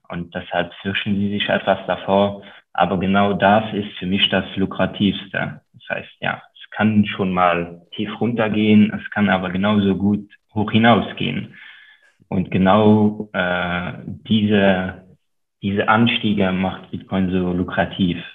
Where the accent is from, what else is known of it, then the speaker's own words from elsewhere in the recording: Luxembourg; first language Luxembourgish; German is a second language; wie beispielsweise meine Muttersprache, die, die Luxemburger Sprache, die nur sehr lokal und von sehr wenigen Menschen gesprochen wird.